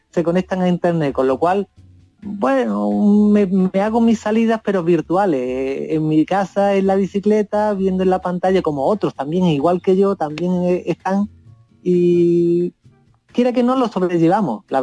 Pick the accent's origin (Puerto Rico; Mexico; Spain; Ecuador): Spain; Ardales, Andalusia; now in Chile; mi pueblo, por Ardales.